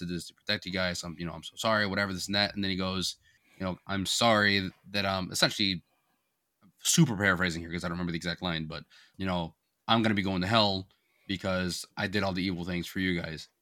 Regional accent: Florida, United States; moved away; growing up in Florida

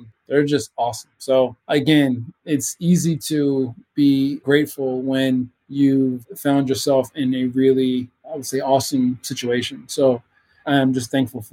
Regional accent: Baltimore, Maryland, United States; Growing up in Baltimore, in the city of Baltimore

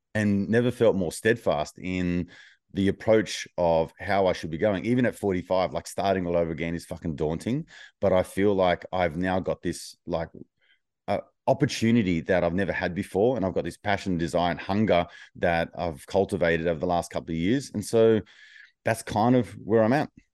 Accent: Wollongong, New South Wales, Australia; my hometown of Wollongong

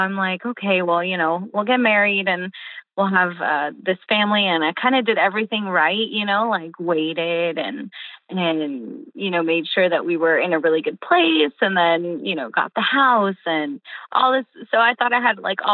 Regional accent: California, United States; first language English and Portuguese; now in Tampa, United States; I was born in California, but my mom was fresh from Rio, and she didn't speak much English. So my first language was both, actually

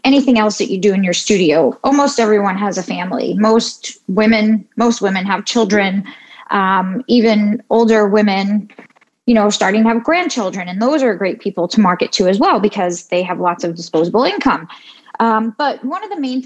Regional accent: New York City, New York, United States; I grew up in New York City

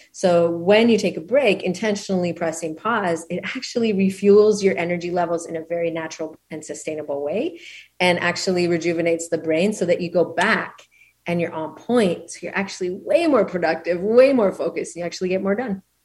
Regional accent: Canada; moved away as an adult; now in Maui, United States; I'm originally from Canada

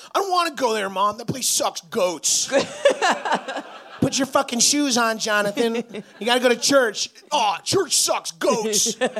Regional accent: New York, United States; I'm from New York

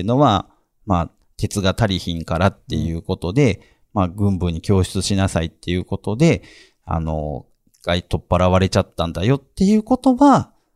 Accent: Amagasaki, Hyogo, Japan; 尼崎生まれの喫水の阪神タイガースファン

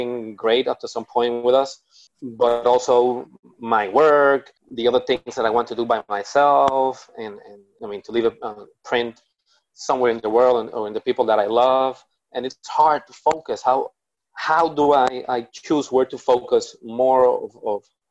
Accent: Puerto Rico; I'm from Puerto Rico

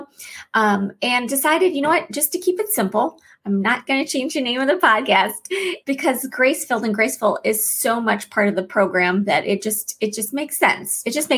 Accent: Florida, United States; I spent some time growing up in Florida, and when I first moved there, I learned about this magical animal I had never heard of before, a manatee.

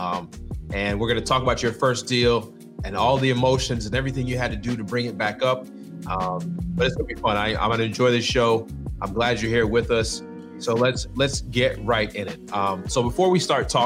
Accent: Winston-Salem, North Carolina, United States; you are in my hometown. We're in the same city

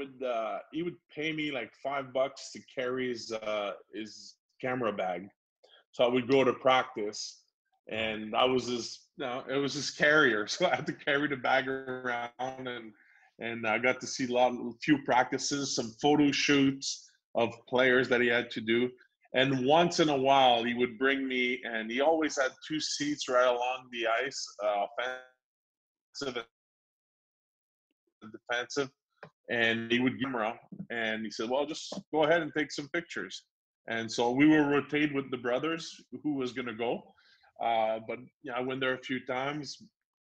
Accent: Quebec, Canada; moved away as an adult; also born or lived in New Jersey; I'm French Canadian

